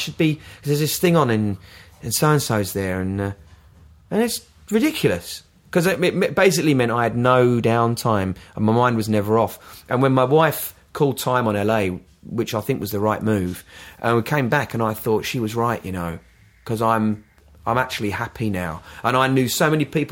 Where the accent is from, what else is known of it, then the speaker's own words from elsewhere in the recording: London, United Kingdom; moved away as an adult; also born or lived in Brighton / Los Angeles; now in Worthing, United Kingdom; I'm a Londoner